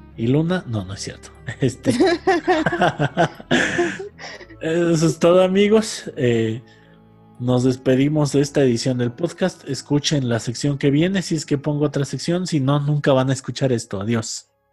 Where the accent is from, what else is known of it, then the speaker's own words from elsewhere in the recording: Cardonal, Hidalgo, Mexico; en el pueblo donde crecí, que se llama Cardonal Hidalgo y está por las grutas de Tolantongo